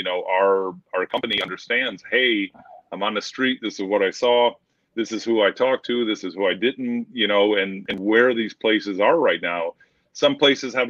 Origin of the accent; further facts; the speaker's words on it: Michigan, United States; moved away; I grew up in Michigan, graduated in 96, and played football